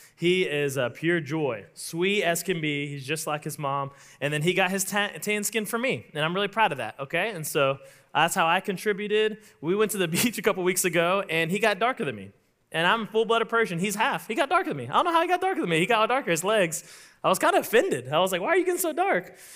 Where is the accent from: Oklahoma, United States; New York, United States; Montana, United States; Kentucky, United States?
Oklahoma, United States; I'm from Oklahoma